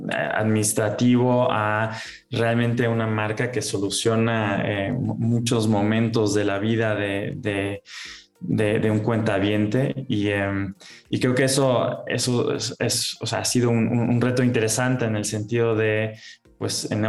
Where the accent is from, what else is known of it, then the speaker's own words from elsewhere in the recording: Germany; soy alemán, eh, también tengo nacionalidad mexicana, he vivido en muchos países.